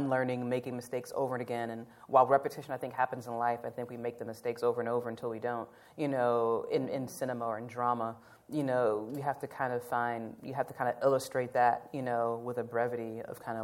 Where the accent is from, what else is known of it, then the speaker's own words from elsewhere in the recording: Nashville, Tennessee, United States; about Nashville, like wanted to tell the story about my hometown